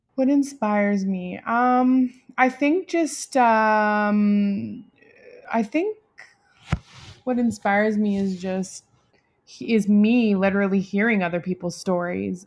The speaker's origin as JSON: {"language": "English", "town": "Delta", "region": "British Columbia", "country": "Canada", "tie": "born or raised there", "said": "I grew up in North Delta."}